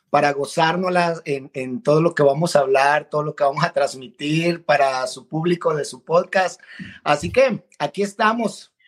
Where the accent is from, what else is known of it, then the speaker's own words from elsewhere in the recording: Guadalajara, Jalisco, Mexico; accent: neutral; also born or lived in El Salvador; Soy originario del Salvador, nací en El Salvador, Centroamérica, pero me crié en la ciudad de Guadalajara, Jalisco, en México. Así que por eso mi acento no es muy salvadoreño, que digamos, es, más neutro, ¿verdad?